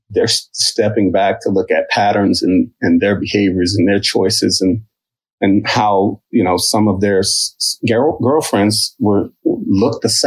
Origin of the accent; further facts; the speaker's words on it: Midwest, United States; now in Philadelphia, United States; I've been in Philly for 30 years. I'm a transplant from the Midwest.